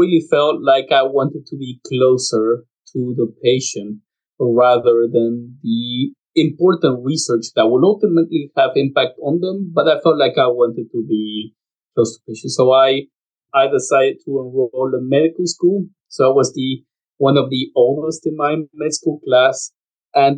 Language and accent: English; Lima, Peru; moved away as an adult; I was born in Lima, Peru.